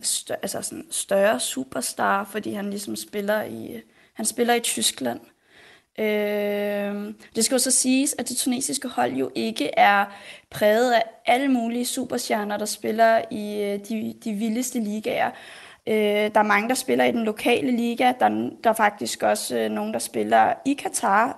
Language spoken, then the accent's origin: Danish; Denmark; Jeg er jo født og opvokset her i Danmark